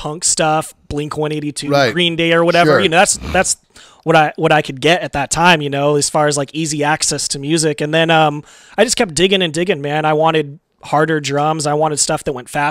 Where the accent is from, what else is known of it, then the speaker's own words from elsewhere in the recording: Modesto, California, United States; also born or lived in Oakland, California; I was born in Oakland, California. Moved to the Central Valley, Modesto